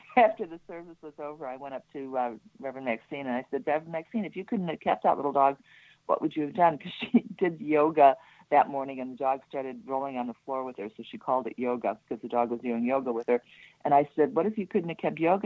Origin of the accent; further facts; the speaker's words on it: Chicago, Illinois, United States; I'm from Chicago